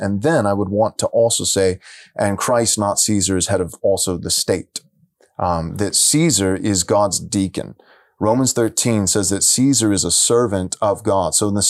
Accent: San Diego, California, United States; I come from San Diego. I pastored there for several years.

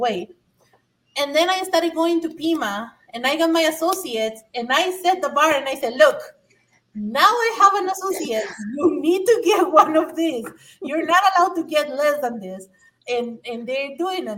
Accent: Mexico; English is a second language; now in United States; I'm an immigrant from Mexico. English is my second language

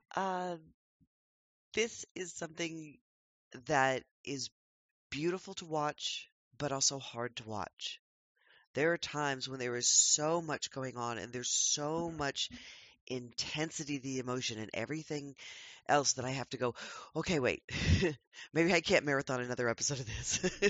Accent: United States

